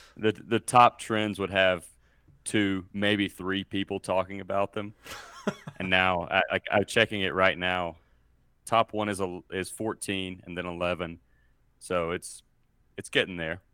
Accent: Mississippi, United States; moved away as an adult; now in Colorado, United States; I was born and raised in Mississippi, and I currently live in Colorado.

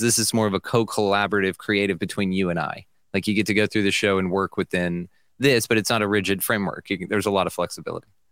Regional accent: Millsap, Texas, United States; I'm a podcaster from Millsap, Texas

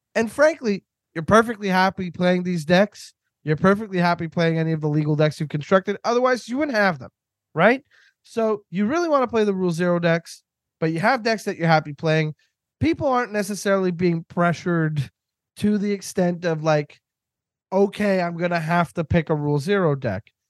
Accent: Canada; I'm Canadian.

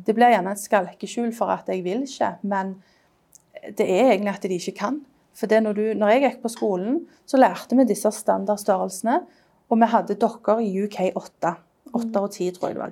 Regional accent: Stavanger, Rogaland, Norway; now in London, United Kingdom; jeg er designer fra, fra Stavanger, men jeg bor i London

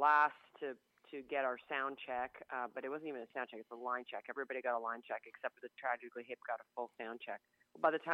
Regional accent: Prince Edward County, Ontario, Canada; now in Kingston, Canada; I'm from Prince Edward County

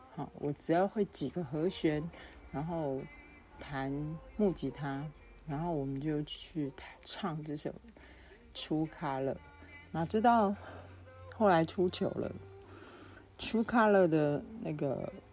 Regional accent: Yilan County, Taiwan; moved away as an adult; also born or lived in Taipei / Hsinchu / Taichung; 我回到了我的家乡宜兰。那除了拜访亲友之外，我最，这一次最重要的目的就是要回到我的母校，复兴工商专校，也就是南洋技术学院，简称南技

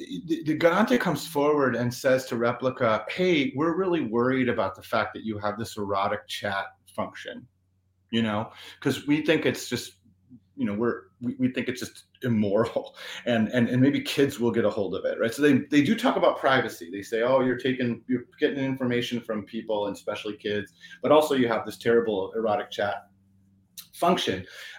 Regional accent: Italy; accent: Italian; English is a second language; I grew up in Italy, so that's why I'm saying it with an Italian accent.

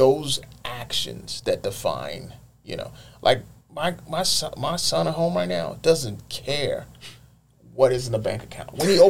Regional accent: Nigeria; moved away; I grew up in Nigeria, and I've had time here too.

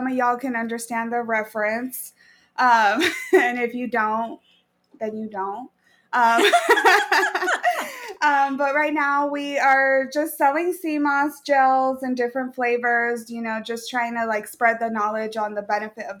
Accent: Chelan, Washington, United States; now in Tacoma, United States; born and raised in Washington. I actually was born in Lake Chelan

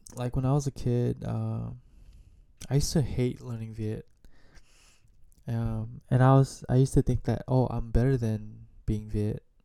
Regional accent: United States; I grew up in America not knowing how to speak Vietnamese much

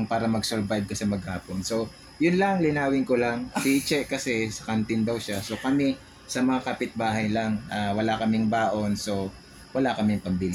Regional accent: Manila, Metro Manila, Philippines; kabataan ko sa Tondo

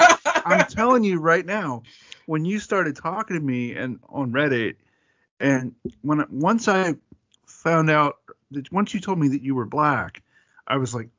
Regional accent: Atlanta, Georgia, United States; accent: Southern; If I can take my Southern out for a walk, because I'm from Atlanta.

